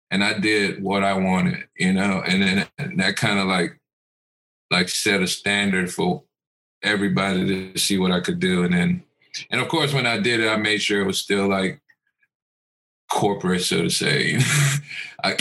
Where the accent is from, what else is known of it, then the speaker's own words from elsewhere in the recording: Cameroon; born there; I was born in Cameroon, West Africa, so like growing up I always had African masks in the house